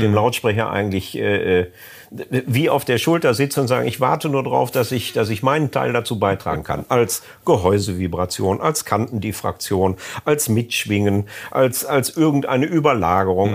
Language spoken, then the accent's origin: German; North Rhine-Westphalia, Germany; bei uns in Ostwestfalen